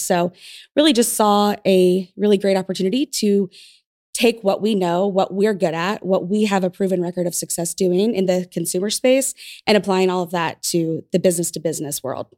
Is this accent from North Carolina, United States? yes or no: no; Tulsa, Oklahoma, United States; I'm from Tulsa, so this is the place that I grew up.